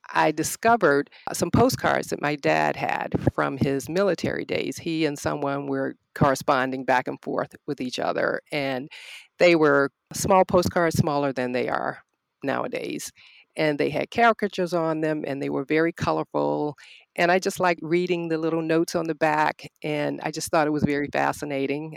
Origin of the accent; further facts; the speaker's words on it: Norfolk, Virginia, United States; also born or lived in Arlington, Virginia; now in Richmond, United States; I am a native Virginian. I was born in Norfolk and I currently live in Richmond